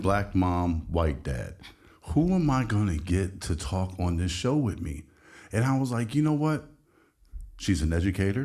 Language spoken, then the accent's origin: English; Midwest, United States; growing up in the Midwest